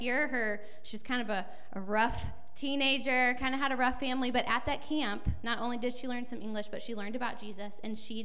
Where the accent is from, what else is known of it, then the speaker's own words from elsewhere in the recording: St. Louis, Missouri, United States; I grew up in St. Louis.